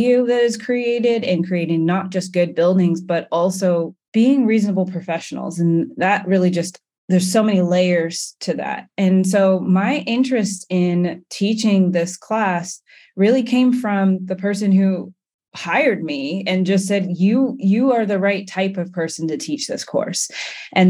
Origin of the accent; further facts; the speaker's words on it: England, United Kingdom; now in United States; I am a Black woman architect and I hail from England